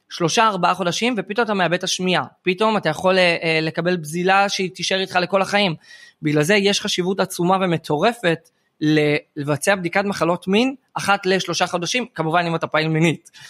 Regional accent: Or Yehuda, Central District, Israel; באור יהודה, שבט

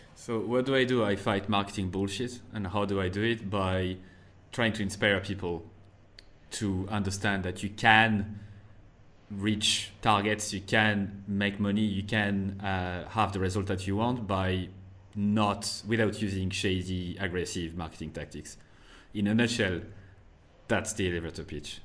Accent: France; first language French; English is a second language; moved away as an adult; also born or lived in United States / Ireland; I went back to France for a year

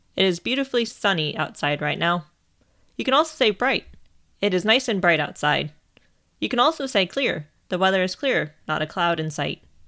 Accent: Ohio, United States; As I am from Ohio, I am trained in how to react when there is a tornado

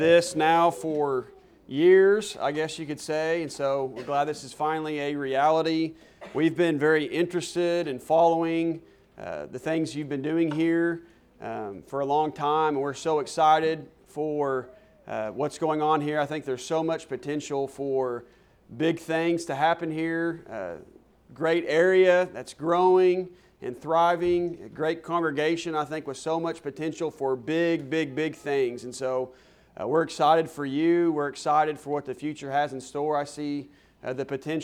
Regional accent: Stillwater, Oklahoma, United States; moved away as an adult; also born or lived in Sallisaw, Oklahoma; now in Canyon, Texas, United States; I am from Stillwater, Oklahoma, went to college there. Actually went to high school in Salisaw, Oklahoma, just across the state line.

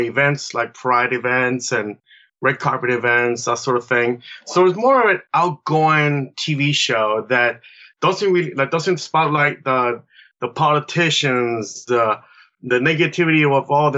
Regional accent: Chile; now in San Pablo, United States; I am from Chile, South America. I've been here for 40 years now.

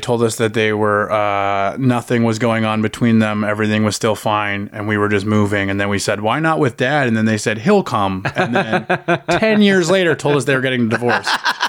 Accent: Ottawa, Ontario, Canada; also born or lived in Sault Ste. Marie, Ontario; I grew up in Ottawa. I moved there when I was about 6.

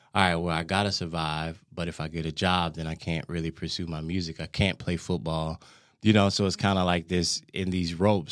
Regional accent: Tyler, Texas, United States; now in Denmark; I'm from Texas, from Tyler, Texas. I was born and raised there

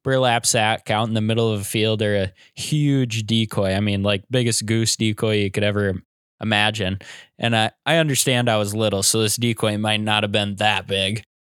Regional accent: Iowa, United States; I grew up and live in Iowa. I'm 23 years old.

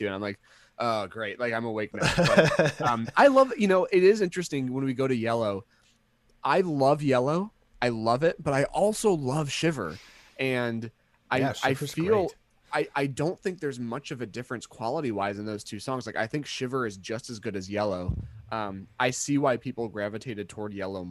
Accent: Midwest, United States; We're American

